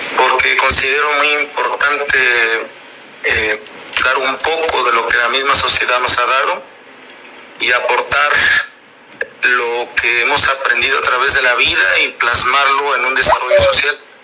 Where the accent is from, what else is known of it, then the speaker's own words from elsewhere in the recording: Ajalpan, Puebla, Mexico; Originario de la ciudad de Ajalpan, Puebla